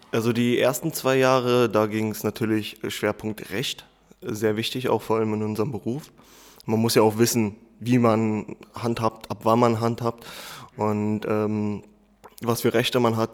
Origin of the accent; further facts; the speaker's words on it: Berlin, Germany; ich bin im Wedding groß geworden, was, sage ich mal, in Berlin ein Problembezirk ist